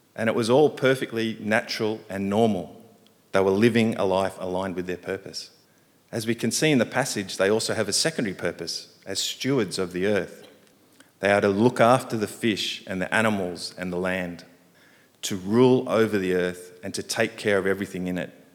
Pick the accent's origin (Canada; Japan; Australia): Australia; Sydney, New South Wales; moved away as an adult; now in Hong Kong; I grew up in Sydney